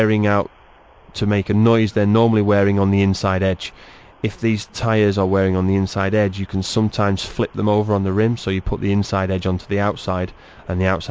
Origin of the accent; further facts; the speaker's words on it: England, United Kingdom; As an Englishman